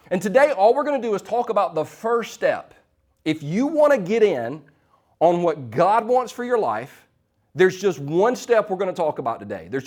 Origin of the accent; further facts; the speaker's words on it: Easley, South Carolina, United States; Now, we're from Easley. We didn't have Krispy Kreme.